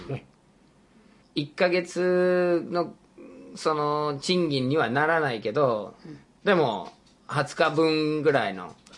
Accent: United States; moved away; 僕が生まれ育った国がアメリカ合衆国で

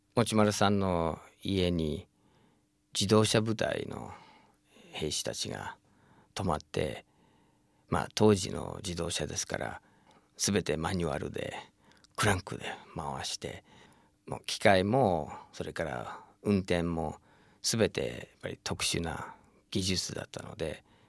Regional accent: United States; now in Japan; 僕自身もアメリカに生

